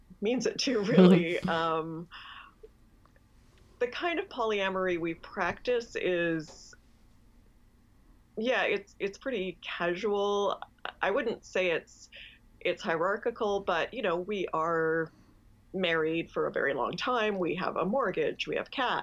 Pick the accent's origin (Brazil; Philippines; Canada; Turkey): Canada; I'm Canadian